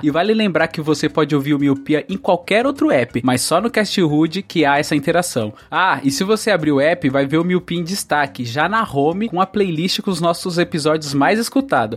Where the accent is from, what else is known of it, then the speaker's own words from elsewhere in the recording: Northeast Region, Brazil; Eu nasci no Nordeste